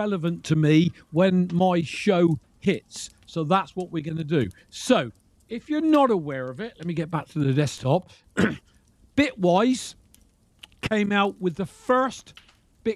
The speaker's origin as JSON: {"language": "English", "town": "Reading", "region": "South East England", "country": "United Kingdom", "tie": "born or raised there", "moved": "yes", "said": "my hometown was Reading"}